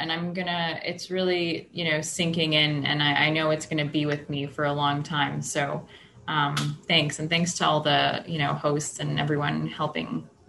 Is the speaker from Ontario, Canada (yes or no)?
no; Edmonton, Alberta, Canada; now in Ottawa, Canada; I'm from Ottawa, Canada. I'm originally from Edmonton, Alberta, in Canada, which is Region 1. That's where I came into program, but I've been here now for about 3 years.